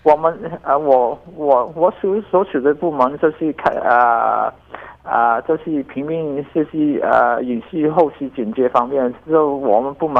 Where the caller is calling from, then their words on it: Guangdong, China; 因为因为我们广东这边，特别是我呃，甚至是呃，我们在呃广东这边呃一些大城市